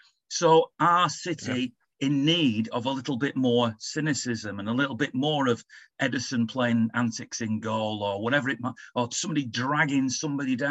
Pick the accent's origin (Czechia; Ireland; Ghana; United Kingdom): United Kingdom; England; as an Englishman